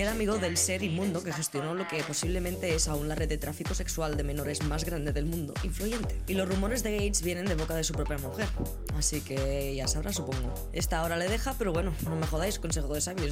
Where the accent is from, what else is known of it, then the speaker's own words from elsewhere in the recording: Spain; soy de España y me entra el nacionalismo